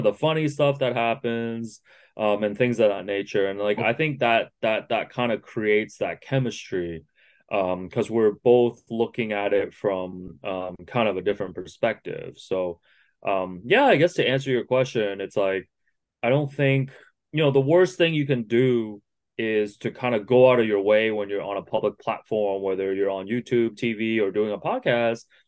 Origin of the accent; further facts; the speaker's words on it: Markham, Ontario, Canada; English is a second language; growing up in Markham